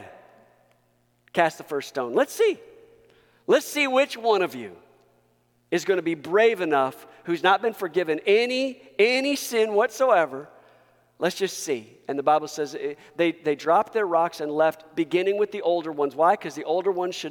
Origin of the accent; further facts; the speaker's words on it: United States; I am first a Christian before I'm an American